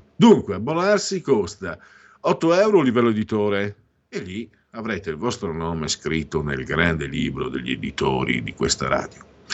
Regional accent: Friuli-Venezia Giulia, Italy; io vengo dal Friuli

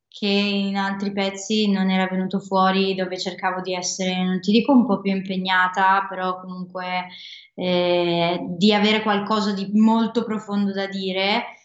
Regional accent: Desenzano del Garda, Lombardy, Italy; Da Desenzano del Garda, sono sul lago io proprio, ho la fortuna di essere sul lago

